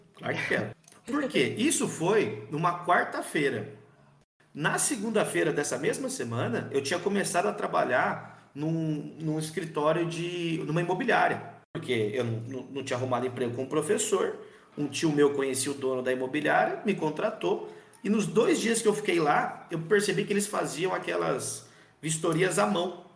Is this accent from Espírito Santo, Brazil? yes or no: no; Bauru, São Paulo, Brazil; Eu voltei para Bauru, né? Que eu sou aqui de Bauru.